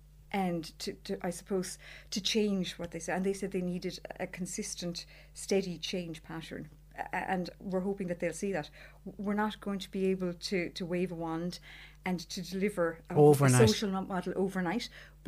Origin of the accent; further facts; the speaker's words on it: North Cork, Munster, Ireland; I'm from North Cork.